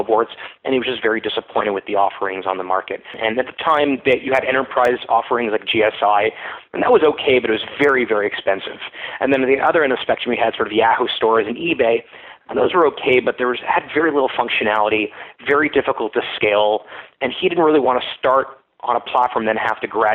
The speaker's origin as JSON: {"language": "English", "region": "Florida", "country": "United States", "tie": "born or raised there", "also_born_or_lived": "Montreal, Canada", "moved": "yes", "lives_now": "Ottawa, Canada", "said": "I grew up in Florida, but I went to McGill for my undergrad"}